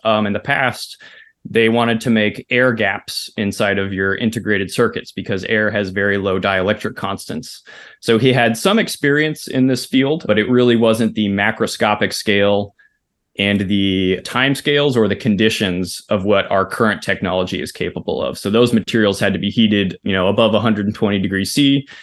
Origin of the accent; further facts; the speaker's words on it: Pearland, Texas, United States; I grew up in Pearland, so it's like a southeast suburb of Houston, Texas